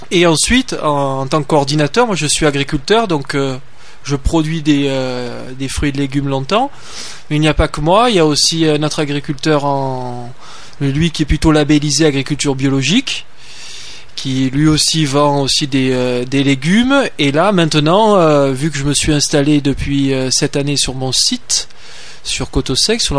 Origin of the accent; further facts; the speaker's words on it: Marseille, Provence-Alpes-Côte d'Azur, France; accent: southern Marseille; je viens déjà de Marseille. De Marseille. Ah, il y a un petit accent, hein. Un petit accent du sud de Marseille, oui, tout à fait.